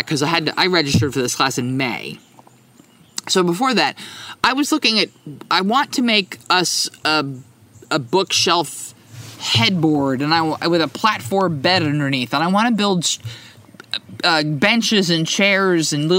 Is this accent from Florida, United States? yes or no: no; New Jersey, United States; the town that I grew up in New Jersey